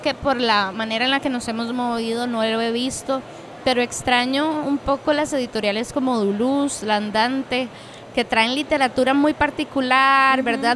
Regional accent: Cartago, Costa Rica; yo soy de Cartago

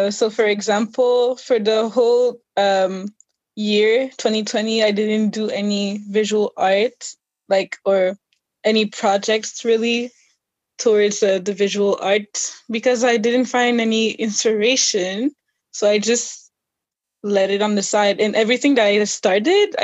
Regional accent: Canada; also born or lived in Haiti; I'm originally from Haiti, born in Canada

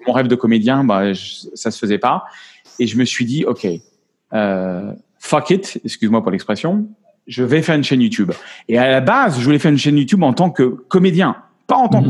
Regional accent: France; accent: French; moved away; also born or lived in United States; il est revenu mon accent français.

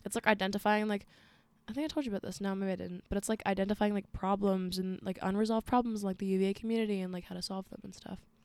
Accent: Arlington, Virginia, United States; I'm from Arlington, Virginia. two two two oh two

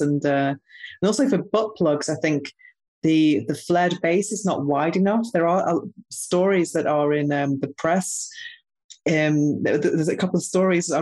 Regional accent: United Kingdom; now in Spain; I'm actually British

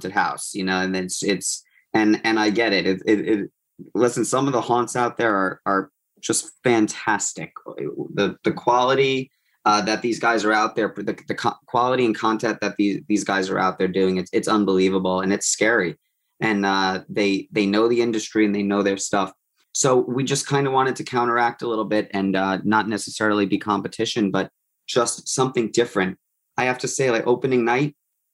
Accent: Long Island, New York, United States; I grew up on Long Island

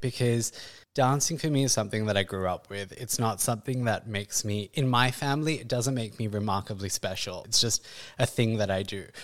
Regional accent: Perth, Western Australia, Australia; moved away as an adult; now in India; growing up, I grew up in Perth in the early nineties

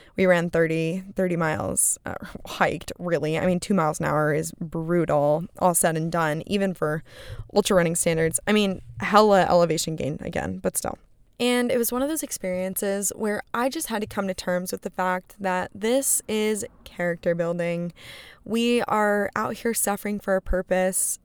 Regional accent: West Coast, United States; I am from the West Coast, and I am used to big West Coast mountains.

